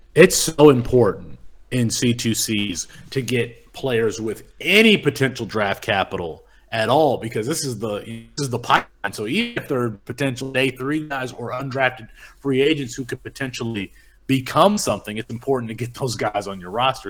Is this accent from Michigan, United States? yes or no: yes; Kalamazoo, Michigan, United States; that's where I grew up in Kalamazoo.